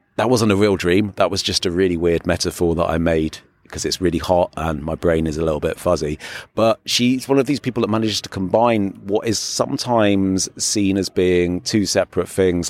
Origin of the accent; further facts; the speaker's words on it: England, United Kingdom; now in Berlin, Germany; at being English